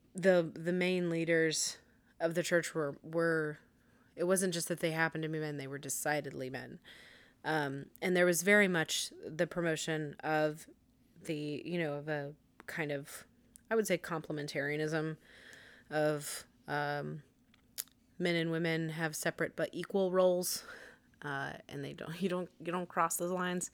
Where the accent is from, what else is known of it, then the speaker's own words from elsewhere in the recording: United States; we're American